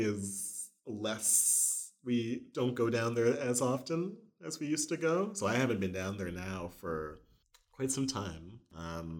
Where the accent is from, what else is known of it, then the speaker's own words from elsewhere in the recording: Winnipeg, Manitoba, Canada; moved away; I was born in Winnipeg.